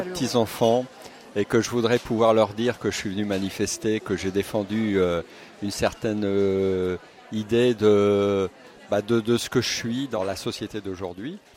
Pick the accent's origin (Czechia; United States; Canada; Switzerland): Czechia; Prague; now in France; je suis née en Tchécoslovaquie, à Prague. Donc, euh, j'ai grandi sous un régime euh, communiste